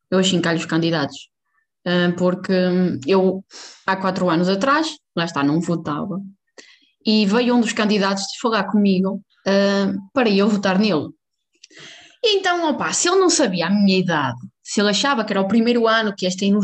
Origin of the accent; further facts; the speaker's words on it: Portugal; há um fenómeno neste momento em Portugal que é eleições. {S1} Ah, ainda falamos disso. {S0} E então, na minha terrinha, que eu não vou pronunciar o nome